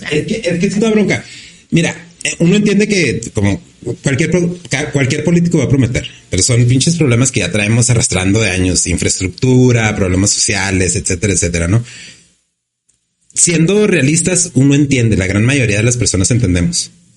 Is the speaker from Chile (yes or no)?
no; Ciudad Juárez, Chihuahua, Mexico; moved away as an adult; la mayoría de los que somos de aquí de Juárez, ¿no? De los que somos de aquí de Juárez, como por decir, yo pues no, no vivo aquí pero yo no me puedo alejar de aquí